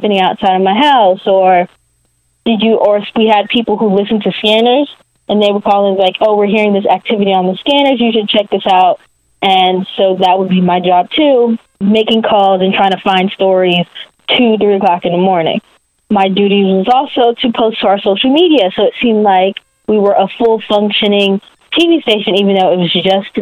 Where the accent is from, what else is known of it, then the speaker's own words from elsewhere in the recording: Maryland, United States; I'm from Maryland, but I'm from like the D.C. part of Maryland called the DMV